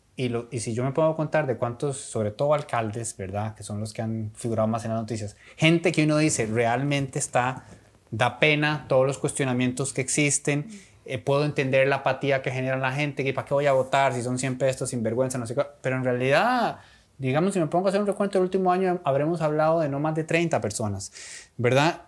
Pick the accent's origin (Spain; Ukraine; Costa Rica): Costa Rica; uno como costarricense